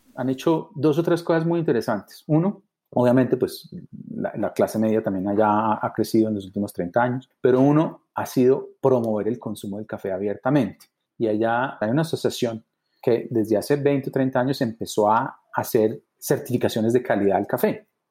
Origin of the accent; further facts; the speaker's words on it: Colombia; los colombianos nos consideramos amantes del café